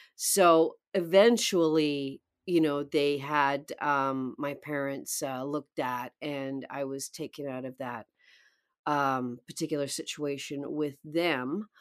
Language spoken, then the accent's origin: English; outskirts of Vancouver, British Columbia, Canada; moved away; also born or lived in New York; I was born in British Columbia, the outskirts of Vancouver, um, very small town